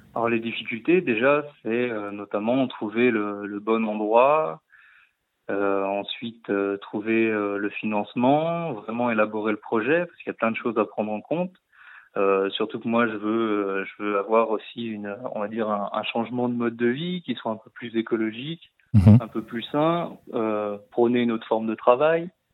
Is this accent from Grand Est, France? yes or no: no; Saône-et-Loire, Bourgogne-Franche-Comté, France; also born or lived in Lyon / Canada; je viens quand même de la Saône-et-Loire